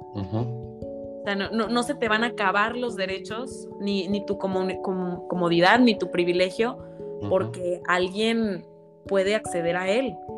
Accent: Mexico; derechos como mexicanos

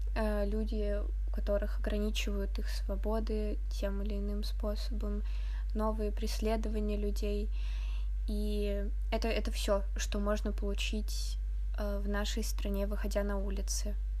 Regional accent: Tomsk, Tomsk Oblast, Russia; В моем родном городе

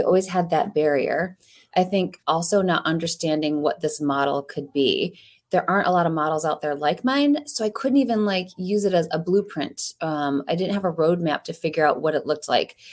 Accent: Ohio, United States; now in Saint Louis, United States; When I grew up in Ohio

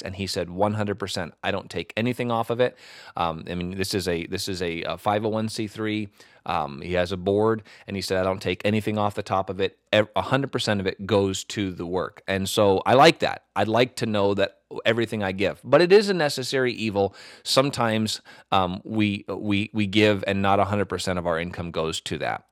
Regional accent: United States; as an American pastor

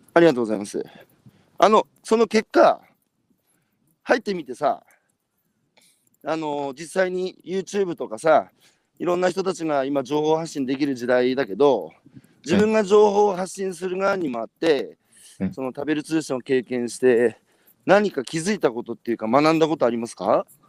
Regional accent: Iwate, Japan; 僕は岩手県ですけど

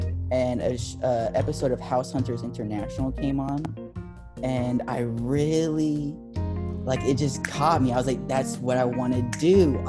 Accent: Berlin, Germany; moved away; because I'm originally from Berlin. I was born in Berlin and I have family over there and on my mom's side.

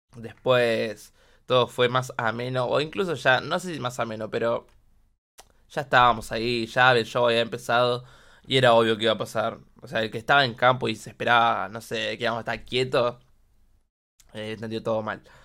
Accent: Quilmes, Buenos Aires Province, Argentina; yo soy de Solano, eh, Quilmes

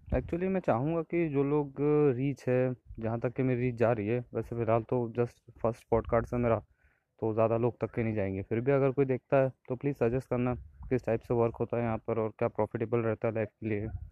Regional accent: Indore, Madhya Pradesh, India; मैं इंदौर से बिलोंग करता हूँ

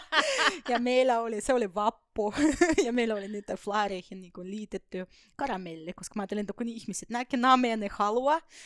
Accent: Estonia; Finnish is a second language; moved away as an adult; also born or lived in Soviet Union; now in Finland; mä oon syntynyt Neuvostoliitossa ja jonkun aikaa ehdinyt siellä asuakin ja elää ennen kuin kaikki hajos Tai Virossa me asutin oikeasti

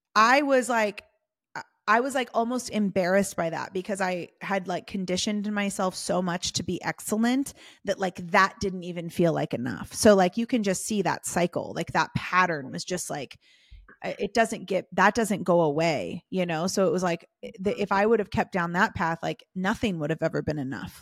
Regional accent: Southern California, United States; also born or lived in London / San Diego / Hollywood; I grew up in Southern California

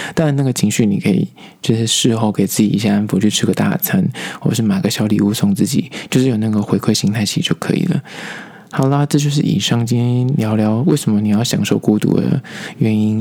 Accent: Taipei, Taiwan; 我是因为台北人，所以我说我会台北人

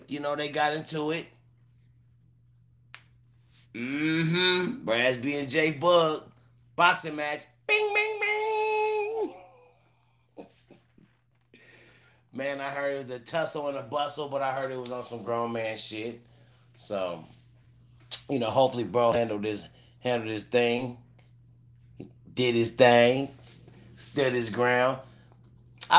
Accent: California, United States; also born or lived in Cleveland, Ohio; I am born in Cleveland, Ohio. You know, I was there at 10 years old. But I've been to California. So I'm a Cali nigga, but I was born in Cleveland

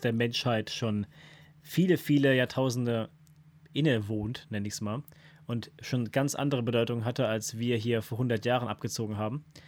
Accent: Germany; als Deutscher, als Deutscher

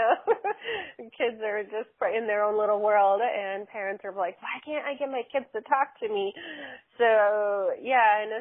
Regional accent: Chicago, Illinois, United States; I'm from Chicago, Illinois

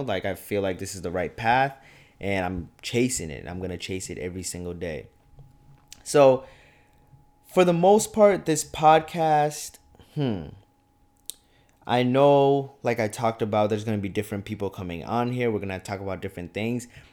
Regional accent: Champlin, Minnesota, United States; moved away as an adult; now in Fargo, United States; I'm from Champlin, Minnesota, like twenty minute, twenty minutes north of the cities

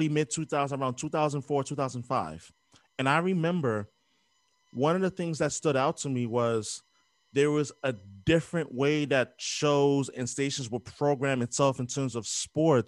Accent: New York City, New York, United States; growing up in New York in the late 90s

